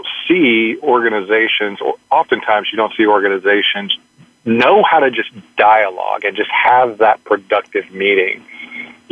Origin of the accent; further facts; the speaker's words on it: Arkansas, United States; now in Dallas, United States; my home state is Arkansas